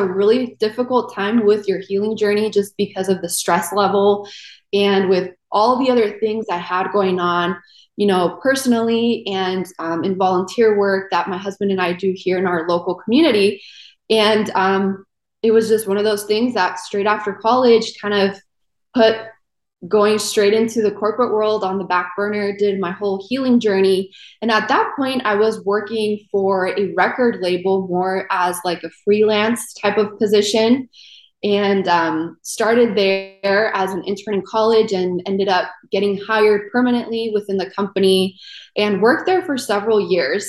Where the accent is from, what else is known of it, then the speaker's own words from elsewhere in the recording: California, United States; moved away as an adult; also born or lived in South America; now in Tampa, United States; I'm actually originally from South America, and my family and I moved to California, and I grew up there pretty much all my life